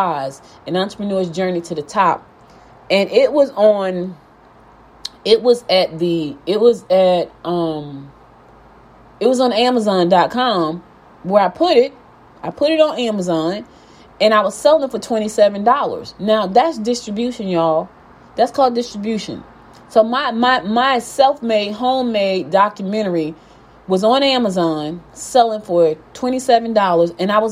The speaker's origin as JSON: {"language": "English", "town": "Newark", "region": "New Jersey", "country": "United States", "tie": "born or raised there", "also_born_or_lived": "Albany, Georgia / Maplewood, New Jersey", "moved": "as an adult", "lives_now": "Gwinnett County, Georgia, United States", "said": "I was born in Georgia, Albany, Georgia, but I was raised in Newark, New Jersey."}